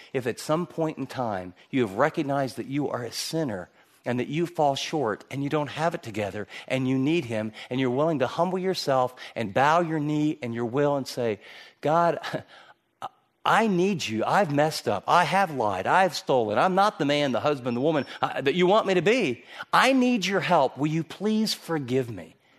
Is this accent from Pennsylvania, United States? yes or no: no; Michigan, United States; I grew up in Michigan